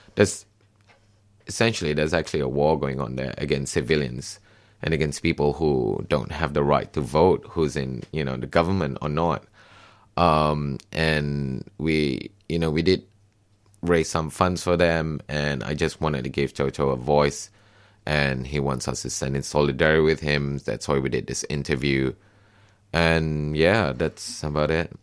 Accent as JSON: {"language": "English", "country": "Malaysia", "moved": "as an adult", "lives_now": "Australia", "said": "I came from Malaysia"}